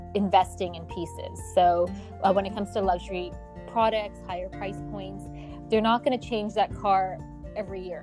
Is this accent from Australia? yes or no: no; Canada; also born or lived in London, United Kingdom / Milan, Italy; now in Dubai, United Arab Emirates; I was born in Canada, and I think Canada is definitely home for me. My parents are out in Toronto